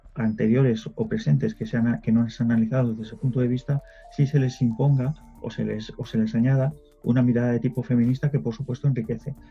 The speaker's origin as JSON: {"language": "Spanish", "country": "Spain"}